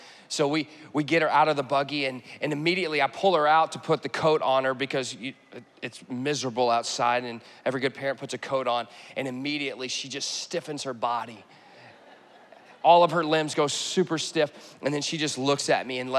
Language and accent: English; Texas, United States; moved away; I'm from Texas